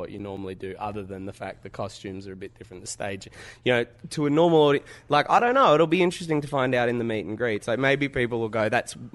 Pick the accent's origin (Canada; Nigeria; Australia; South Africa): Australia; Adelaide, South Australia; I'm from Adelaide. Why aren't you coming to Adelaide?